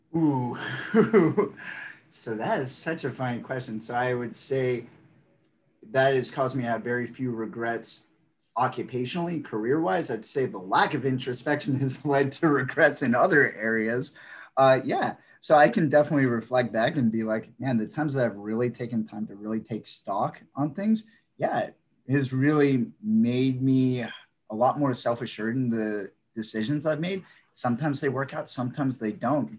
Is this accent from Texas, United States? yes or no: no; Northern Virginia, United States; also born or lived in Maryland / South Korea / Arlington; I grew up in Northern Virginia